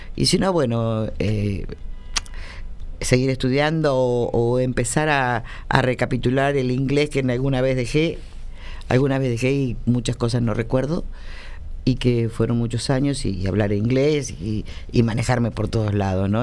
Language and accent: Spanish; Argentina; yo soy argentina